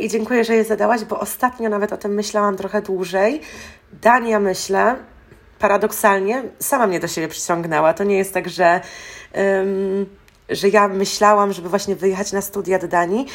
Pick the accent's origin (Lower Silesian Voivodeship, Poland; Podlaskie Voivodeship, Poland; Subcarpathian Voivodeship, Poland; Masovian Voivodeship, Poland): Lower Silesian Voivodeship, Poland; Wrocław; moved away as an adult; also born or lived in Denmark / Aalborg, Denmark; Ja akurat jestem z Wrocławia